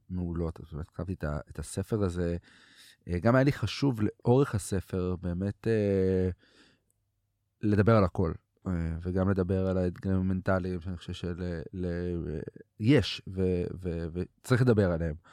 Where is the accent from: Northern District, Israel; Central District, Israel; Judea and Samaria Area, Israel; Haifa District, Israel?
Northern District, Israel; Katzrin; גם גדלתי בקצרין, גדלתי אה, בפריפריה, שזו הייתה ילדות מדהימה